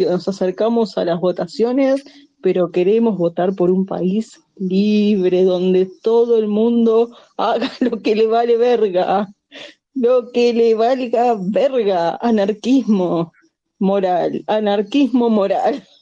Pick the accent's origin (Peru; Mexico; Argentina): Argentina; yo no soy una fiel representante de Argentina?